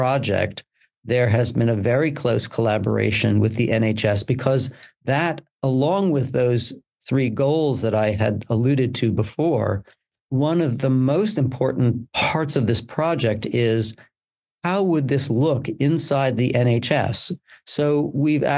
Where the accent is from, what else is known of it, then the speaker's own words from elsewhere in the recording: United States; now in United Kingdom; I come from the United States, as my accent will clearly demonstrate